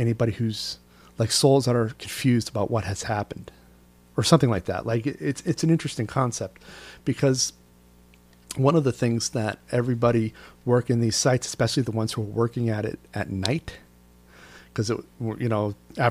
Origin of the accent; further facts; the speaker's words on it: New York, United States; as a New Yorker